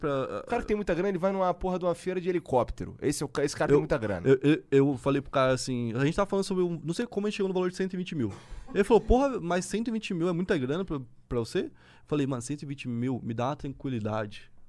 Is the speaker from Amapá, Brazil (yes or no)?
no; Santa Catarina, Brazil; eu sou de Santa Catarina